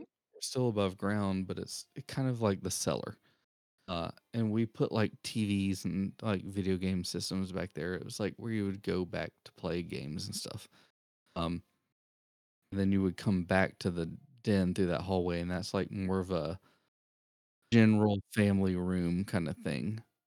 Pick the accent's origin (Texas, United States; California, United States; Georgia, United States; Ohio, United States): Georgia, United States; Augusta; moved away; I was actually born in a city called Augusta, Georgia, where the home of the Masters is